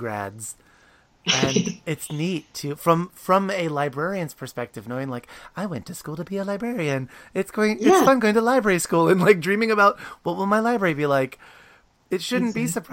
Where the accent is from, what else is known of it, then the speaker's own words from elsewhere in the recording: Williamsport, Pennsylvania, United States; I grew up in Williamsport, Pennsylvania, like just outside of Hershey